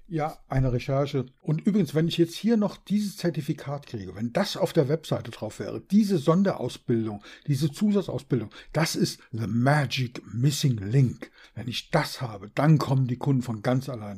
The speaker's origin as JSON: {"language": "German", "region": "Berlin", "country": "Germany", "tie": "born or raised there", "said": "Ich bin in Berlin geboren, wie du weißt."}